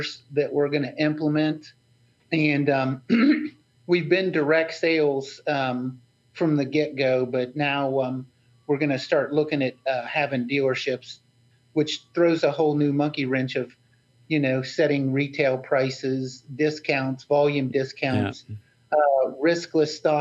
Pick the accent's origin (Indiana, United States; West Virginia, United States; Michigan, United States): West Virginia, United States; I'm from West Virginia